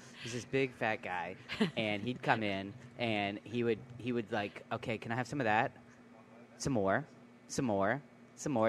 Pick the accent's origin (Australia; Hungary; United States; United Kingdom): United States; New York; I grew up in New York, uh, the, uh, in in the Bronx, the Boogie Down